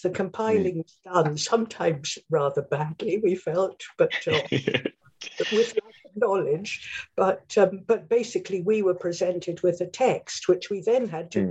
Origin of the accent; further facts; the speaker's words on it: England, United Kingdom; also born or lived in New Zealand; I was brought up in England mainly, but I'm already a mongrel because of the Swedish side of the family